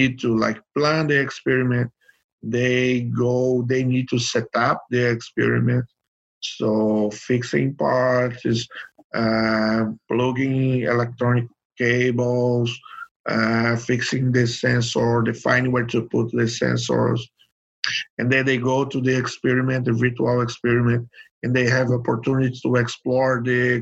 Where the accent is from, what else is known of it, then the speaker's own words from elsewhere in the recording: Brazil; I'm from Brazil.